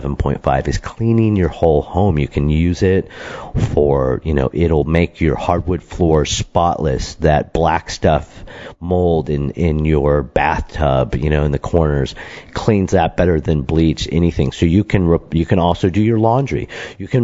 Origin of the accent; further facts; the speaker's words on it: Michigan, United States; when we were growing up in Michigan